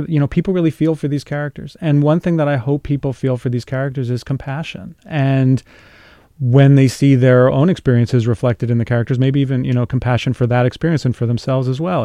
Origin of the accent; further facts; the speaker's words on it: New York City, New York, United States; I grew up about five miles from there.